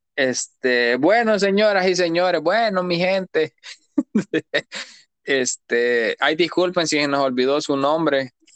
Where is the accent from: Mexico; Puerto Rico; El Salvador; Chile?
El Salvador; San José Guayabal, Cuscatlán; moved away; si yo soy de allá, maje, de San José Guayabal soy yo